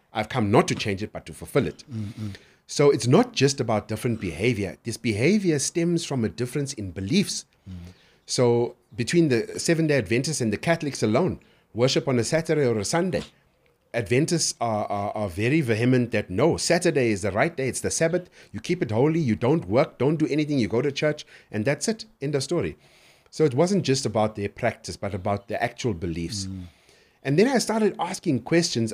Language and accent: English; Durban, KwaZulu-Natal, South Africa; I was born and raised in Durban